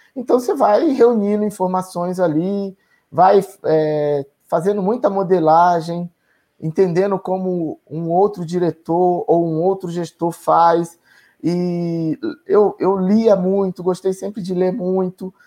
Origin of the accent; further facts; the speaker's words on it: Feira de Santana, Bahia, Brazil; moved away; also born or lived in Itaberaba; Eu sou nordestino, sou, sou baiano, nasci em Itaberaba, fui criado em Feira de Santana pelos meus pais